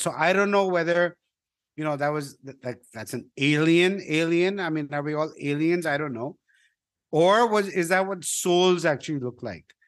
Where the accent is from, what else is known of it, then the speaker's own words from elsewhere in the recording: India; I'm a Indian